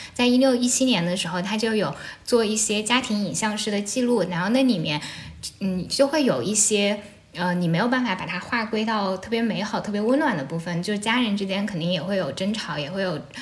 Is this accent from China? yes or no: yes; Shucheng, Anhui, China; first language Shucheng dialect (Jianghuai Mandarin); Chinese is a second language; moved away as an adult; now in Beijing, China; 我家是安徽陆安、苏城，然后苏城这个地方呢，就是离合肥很近，可能车程也就一个多小时，这两地的方言是非常接近的